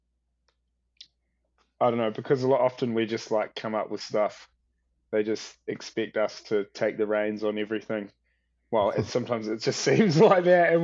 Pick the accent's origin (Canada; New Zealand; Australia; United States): New Zealand; coming from New Zealand, you feel like you're like country boys in the big city